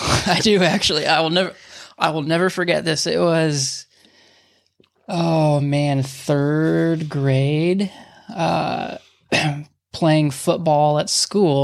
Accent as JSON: {"language": "English", "town": "Huntington Beach", "region": "California", "country": "United States", "tie": "born or raised there", "said": "growing up in Huntington, like, I, you have no idea as a kid that, like, I, I live eight minutes from Sheep Hills"}